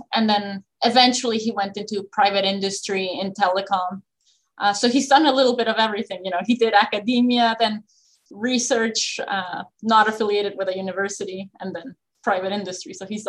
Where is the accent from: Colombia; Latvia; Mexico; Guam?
Mexico; Mexico City; moved away as an adult; also born or lived in Houston, Texas / Manhattan, Kansas; now in Buffalo, United States; I grew up in Mexico City from the time I was born to the time I was 18, graduated high school.